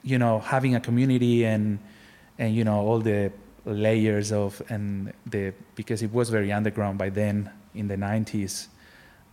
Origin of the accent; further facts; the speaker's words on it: Barcelona, Catalonia, Spain; now in Australia; I'm from Barcelona.